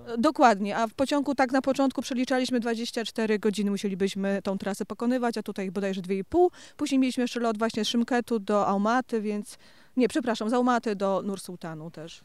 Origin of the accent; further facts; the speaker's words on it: Gliwice, Silesian Voivodeship, Poland; jestem z Gliwic.